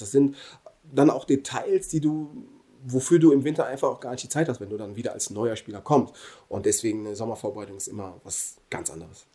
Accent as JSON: {"language": "German", "country": "Germany", "tie": "born or raised there", "said": "bin hier geboren, hier aufgewachsen und verdanke Deutschland unglaublich viel"}